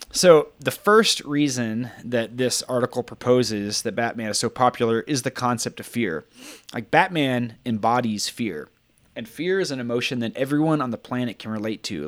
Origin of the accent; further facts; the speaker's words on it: Texas, United States; moved away; I'm from Texas